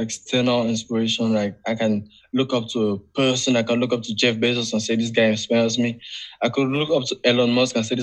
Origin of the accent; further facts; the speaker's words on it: Cameroon; I'm from Africa